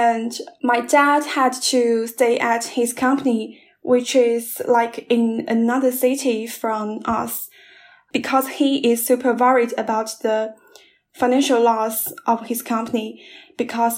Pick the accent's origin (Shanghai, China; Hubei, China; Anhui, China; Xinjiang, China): Anhui, China; Chizhou; English is a second language; moved away as an adult; also born or lived in Nanjing; I'm at my hometown. It's a small city in Anhui. It's called Chizhou